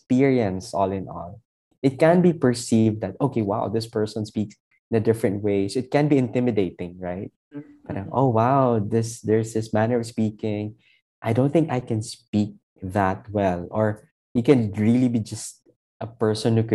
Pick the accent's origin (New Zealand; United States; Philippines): Philippines; Hiligaynon, Western Visayas; accent: Hiligaynon; English is a second language; moved away; also born or lived in Manila; So from a Hiligaynon background, studying in the metropolis